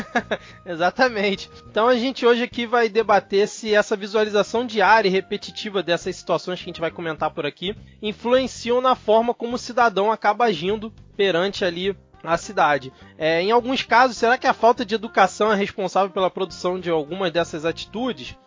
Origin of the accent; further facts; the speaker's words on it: Rio de Janeiro, Brazil; also born or lived in São Paulo state; eu era do Rio, né? Sou do Rio